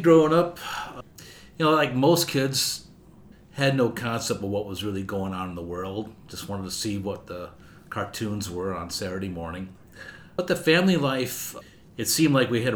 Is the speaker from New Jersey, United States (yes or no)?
no; Chicago, Illinois, United States; I spent a lot of time growing up in the Portage Park area, Irving and Central